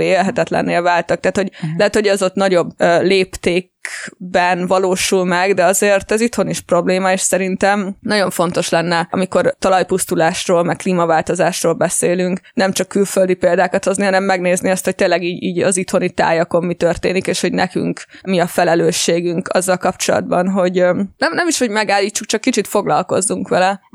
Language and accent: Hungarian; Gyöngyös, Heves, Hungary; moved away as an adult; also born or lived in United States; Én egyébként vidéken nőttem föl gyöngyösen